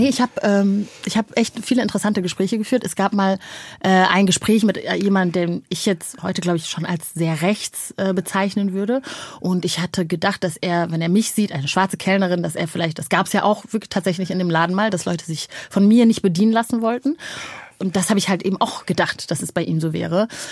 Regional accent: North Rhine-Westphalia, Germany; also born or lived in Rwanda; ich bin äh, am Niederrhein groß geworden

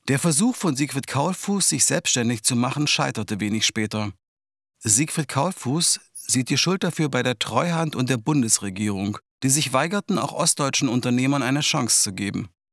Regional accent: Halle, Saxony-Anhalt, Germany; moved away as an adult; also born or lived in Berlin; Meine Eltern blieben in Halle. Ich ging nach dem Abitur nach Berlin

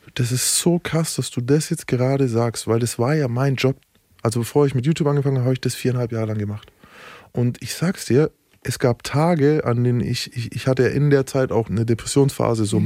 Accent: Nuremberg, Bavaria, Germany; ich bin Nürnberger, wir haben ein fucking Delfinarium

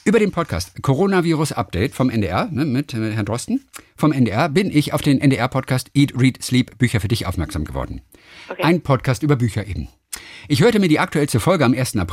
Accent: Graz, Styria, Austria; In meiner Heimatstadt Graz in der Steiermark gab es vor genau zehn Jahren den Fund einer Fliegerbombe direkt am Gelände vorm Hauptbahnhof.

